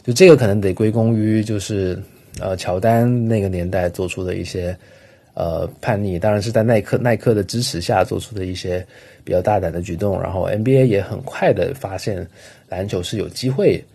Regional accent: Guangzhou, Guangdong, China; 像我在广州长大

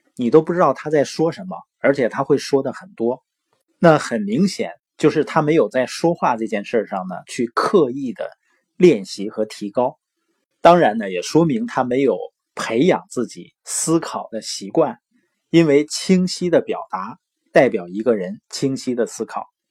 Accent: Northeast China, China; accent: Northeastern (Dongbei); 因为我是东北的口音嘛，往往有的时候评卷舌是不分的

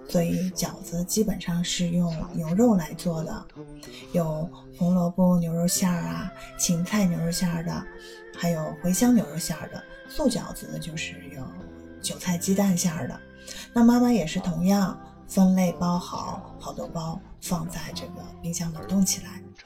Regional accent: Xi'an, Shaanxi, China; moved away as an adult; also born or lived in Shanghai; now in South Korea; 我是西安人，远嫁国外之前呢，是生活并工作在上海

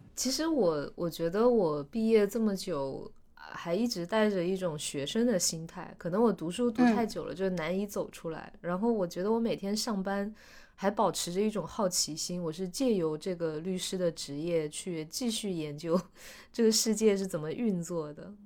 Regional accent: Guizhou, China; moved away as an adult; also born or lived in Hong Kong; 你小的时候在那里长大

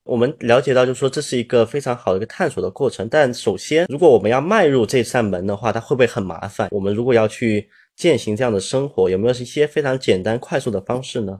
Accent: China; 对于我们中国人来说，环保可持续或者节俭，其实我们一个从古至今一个非常悠然的美德

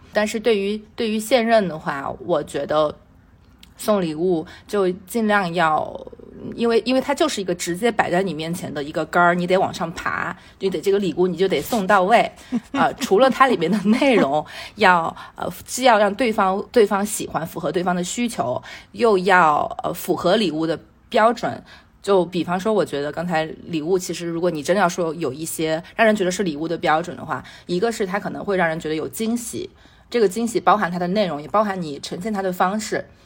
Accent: Sichuan, China; accent: Sichuanese; 我们四川话是考一榜，忙死一榜

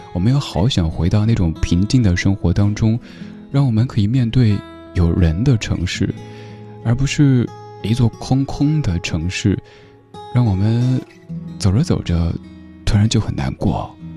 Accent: China; 一段我们中国人共同度过的艰难时刻

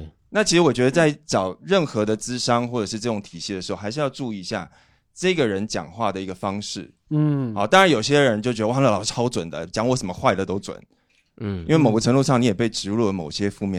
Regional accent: Taipei, Taiwan; also born or lived in Fujian (ancestry); 我祖籍福建，我来自台北。

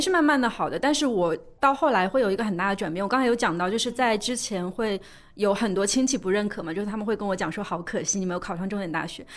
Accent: Suzhou, Jiangsu, China; 我是江苏人嘛，苏州人，我们那边有一个很重要的事情就是读书

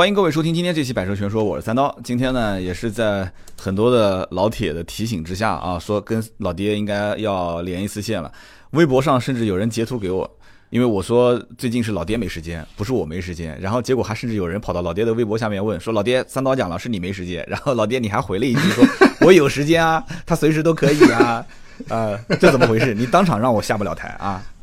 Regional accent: China; 就是我们大陆这边也是一样的嘛

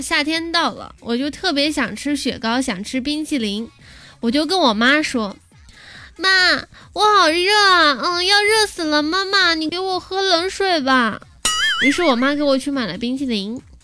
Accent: China; 我们中国人

